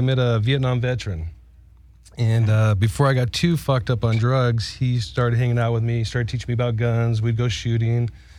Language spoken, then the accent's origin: English; Huntington Beach, California, United States; I grew up in Orange County, Huntington Beach.